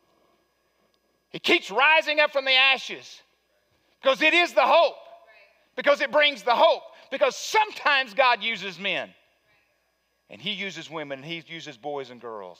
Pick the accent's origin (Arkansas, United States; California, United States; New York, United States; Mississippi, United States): Arkansas, United States; Wicks; I'm from Wicks, Arkansas